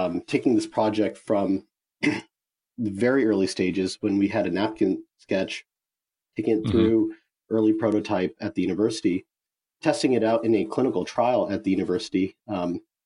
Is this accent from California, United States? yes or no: yes; Bay Area, California, United States; I'm from the Bay Area